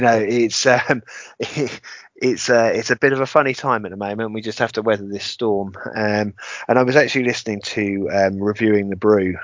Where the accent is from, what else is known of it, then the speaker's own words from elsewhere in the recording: England, United Kingdom; Being typically English